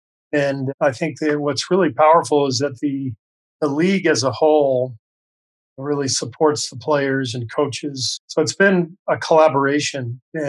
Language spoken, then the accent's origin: English; Los Angeles, California, United States; also born or lived in Beirut, Lebanon / Cairo, Egypt; so I was born in Beirut, Lebanon, and spent quite a bit of time overseas. Our home base was Los Angeles. My dad was a professor at UCLA for 20 years through most of my childhood